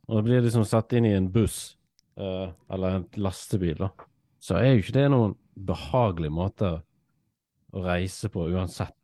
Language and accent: Norwegian; Norway; vi vil jo egentlig som nordmenn